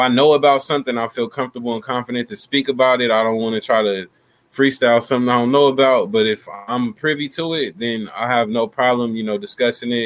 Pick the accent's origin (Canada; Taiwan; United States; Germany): United States; Sacramento, California; I'm from Sacramento, California. South Sacramento, to be exact